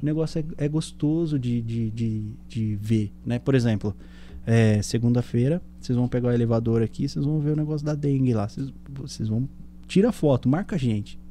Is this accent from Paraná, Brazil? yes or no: no; São Caetano do Sul, São Paulo, Brazil; moved away; eu sou sul são caetanense, né? É. Eu sou do ABC paulista